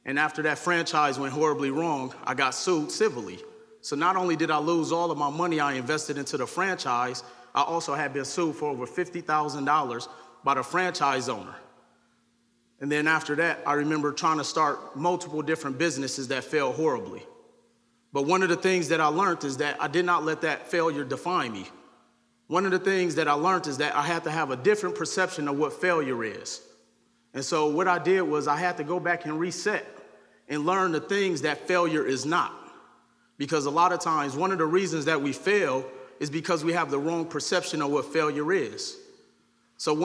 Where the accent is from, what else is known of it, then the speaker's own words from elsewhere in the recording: Milwaukee, Wisconsin, United States; growing up in Milwaukee, Wisconsin